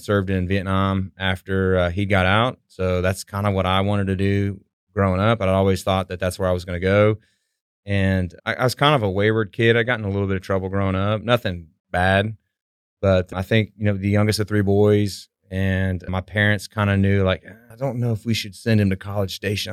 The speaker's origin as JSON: {"language": "English", "town": "Houston", "region": "Texas", "country": "United States", "tie": "born or raised there", "also_born_or_lived": "Abilene, Texas", "said": "So I grew up in Southwest Houston, in Sta-, the Stafford Sugarland area"}